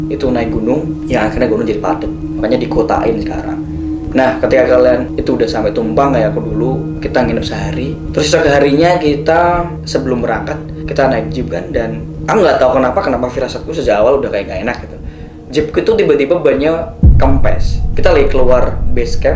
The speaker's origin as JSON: {"language": "Indonesian", "town": "Surakarta", "region": "Central Java", "country": "Indonesia", "said": "Aku datang dari kotaku, dari kota Solo, berdua, hanya dua orang"}